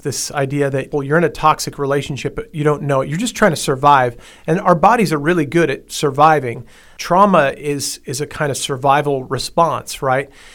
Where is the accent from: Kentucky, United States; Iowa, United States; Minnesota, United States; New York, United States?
New York, United States; Long Island; I grew up on Long Island, New York